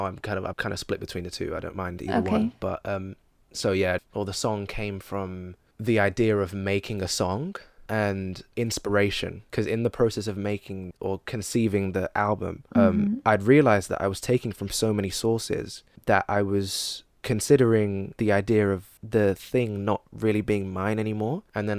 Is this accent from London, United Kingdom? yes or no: yes; London, United Kingdom; accent: London; I've got a lot of London music and I'm not rapping in an American accent, I'm rapping in my accent.